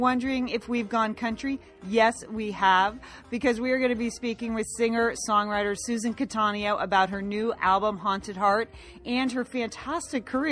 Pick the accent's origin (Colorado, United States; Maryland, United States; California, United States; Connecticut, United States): Connecticut, United States; I'm from Connecticut.